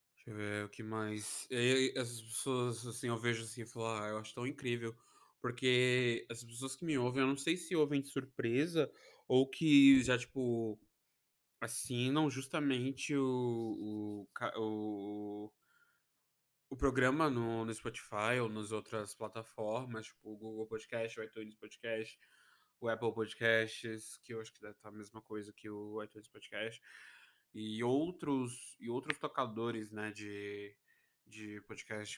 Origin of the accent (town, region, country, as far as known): Brazil